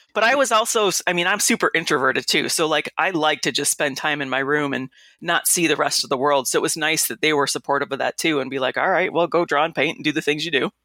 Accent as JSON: {"language": "English", "town": "Detroit", "region": "Michigan", "country": "United States", "also_born_or_lived": "Kalamazoo / Illinois", "said": "I'm from Detroit"}